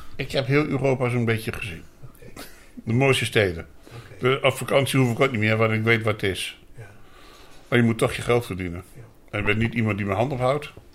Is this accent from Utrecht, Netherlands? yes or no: no; Apeldoorn, Gelderland, Netherlands; also born or lived in Winterswijk; Ik ben geboren in Apeldoorn, opgegroeid in, in eh, Winterswijk. Daar heb ik gewoond tot mijn zesde. Toen weer teruggegaan naar Apeldoorn. En sinds die tijd woon ik hier